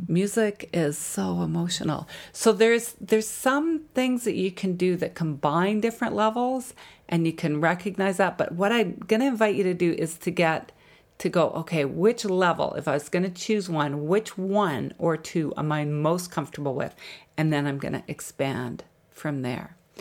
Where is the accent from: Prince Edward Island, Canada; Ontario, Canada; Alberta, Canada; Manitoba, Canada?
Alberta, Canada; Jasper; I grew up in Jasper, Alberta